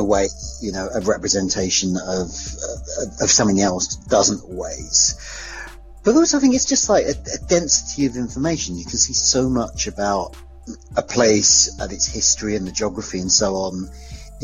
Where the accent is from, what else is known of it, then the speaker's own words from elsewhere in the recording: Hornchurch, London, United Kingdom; I grew up in Hornchurch, which is one of the Essex suburbs, about 15 miles out of London.